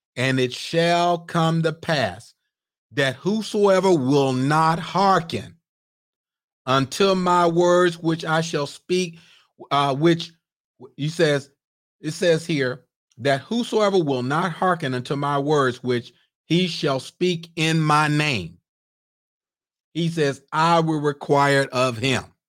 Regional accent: Mississippi, United States; I'm a old Southern boy. I'm from Mississippi

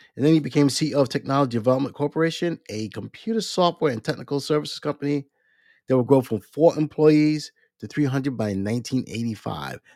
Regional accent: East Coast, United States; I was born on the East Coast

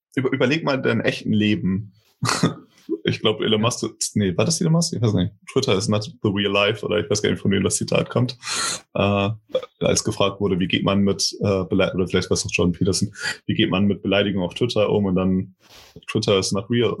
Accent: Portugal; now in Germany; ich aus Portugal stamme und hier in Deutschland lebe

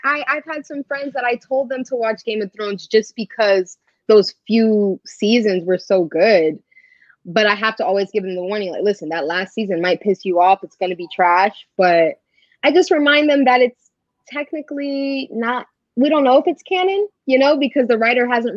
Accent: Fort Lauderdale, Florida, United States; also born or lived in Miami, Florida; I grew up in Fort Lauderdale, which is the city right on top of Miami until I was like 12 or 13

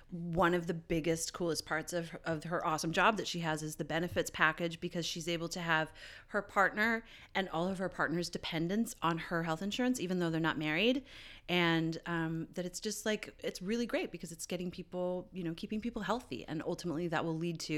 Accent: Canada; I'm Canadian

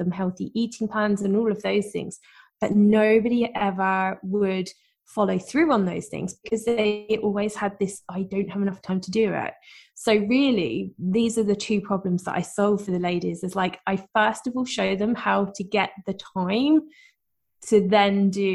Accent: United Kingdom; I am, as you can probably tell from my accent, I'm from the UK

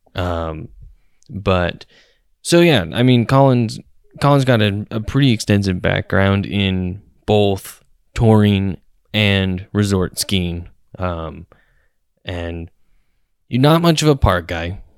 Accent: Cache Valley, Utah, United States; We are from Cache Valley, Utah

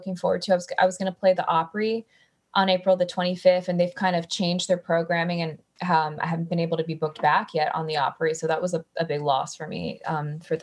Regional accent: Miami, Florida, United States; moved away as an adult; now in Nashville, United States; I grew up in South Florida

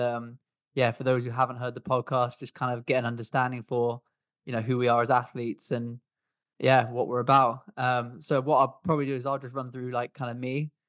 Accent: England, United Kingdom; accent: English; now in Swansea, United Kingdom; I am from the UK. I actually live in Swansea in Wales. But I was originally from England, which is why I've got an English accent. I'm 29 years old.

